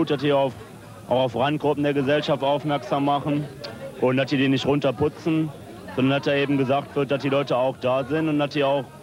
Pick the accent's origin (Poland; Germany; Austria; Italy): Germany; North Rhine-Westphalia; Also ich bin halt im Ruhrgebiet groß geworden und diese Siedlungshäuser, das, war alles recht beengt.